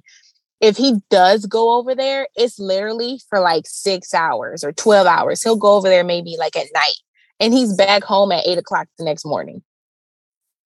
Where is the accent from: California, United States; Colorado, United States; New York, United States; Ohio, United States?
Ohio, United States; about 2 hours from Cleveland, closer to Michigan; now in Cleveland, United States; I'm about 2 hours away, like closer to Michigan is where I'm from